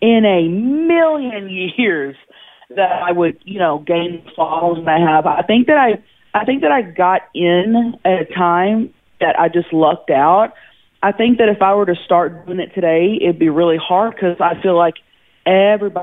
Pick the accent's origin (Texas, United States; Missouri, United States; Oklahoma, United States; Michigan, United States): Oklahoma, United States; Thackerville; growing up in Thackerville, Oklahoma